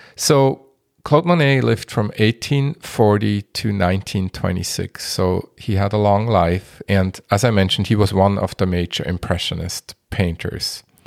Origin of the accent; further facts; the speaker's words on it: Basel, Basel-Stadt, Switzerland; moved away; also born or lived in Minneapolis-Saint Paul, Minnesota, United States; my hometown, Basel